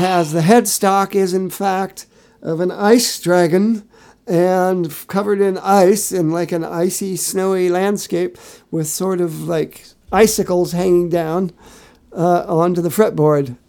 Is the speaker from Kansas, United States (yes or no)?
no; Findlay, Ohio, United States; moved away; my hometown of Findlay, Ohio